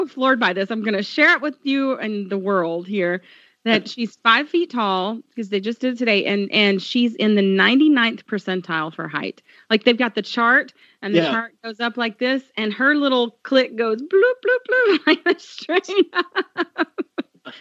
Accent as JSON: {"language": "English", "country": "United States", "said": "I'm an American"}